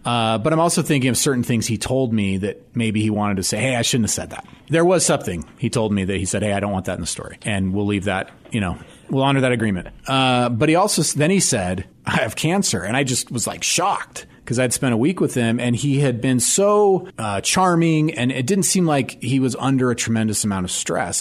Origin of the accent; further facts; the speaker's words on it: United States; as an American